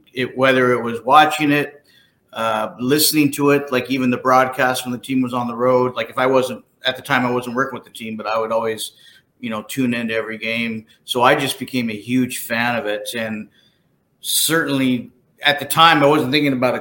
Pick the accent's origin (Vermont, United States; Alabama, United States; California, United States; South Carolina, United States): California, United States; San Jose; moved away; also born or lived in Portland, Oregon; I was born and raised in San Jose, California